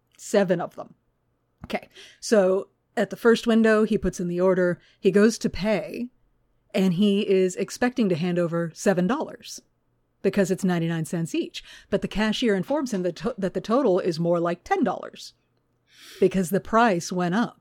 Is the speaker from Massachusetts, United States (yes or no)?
no; Houston, Texas, United States; when I was growing up in Houston